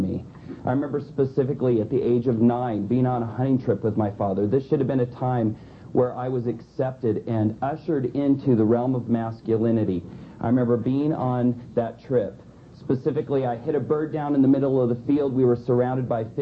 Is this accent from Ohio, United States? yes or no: no; Southern California, United States; I was born in Southern California